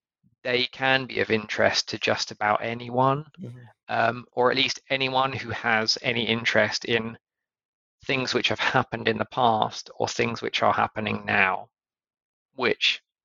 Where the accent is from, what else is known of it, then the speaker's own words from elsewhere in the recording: United Kingdom; well, actually, I don't know, which is where I'm from, because a lot of people in the US seem to think I'm Australian for some reason. Margaret Thatcher, our former Prime Minister, is still a very popular figure.